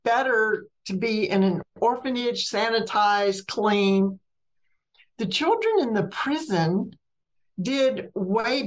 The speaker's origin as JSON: {"language": "English", "region": "Mississippi", "country": "United States", "tie": "born or raised there", "also_born_or_lived": "Alabama / Georgia / Florida / North Carolina", "moved": "as an adult", "said": "I grew up in a very small Mississippi town"}